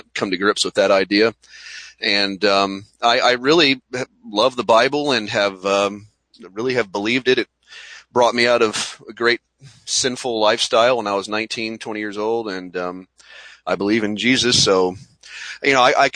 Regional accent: Mississippi, United States; I was born and raised in Mississippi

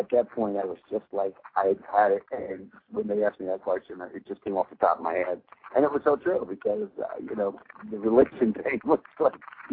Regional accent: New York, United States; it was my hometown

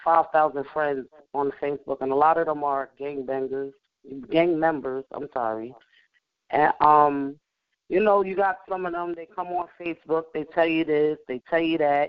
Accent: New York City, New York, United States; I grew up in New York City.

